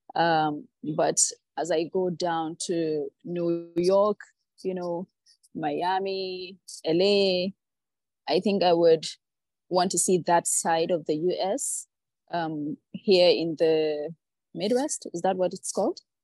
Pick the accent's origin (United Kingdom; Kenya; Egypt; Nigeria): Nigeria; growing up in Nigeria